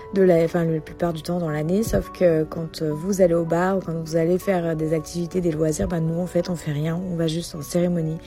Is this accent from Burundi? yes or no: no; France; moved away as an adult; now in Arizona, United States; je suis française et je suis mariée avec Ben